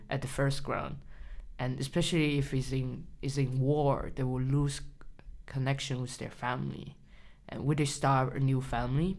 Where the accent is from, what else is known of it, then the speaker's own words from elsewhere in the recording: China; English is a second language; moved away as an adult; I grew up in China, mm -hmm. so I spent at least eighteen years in China.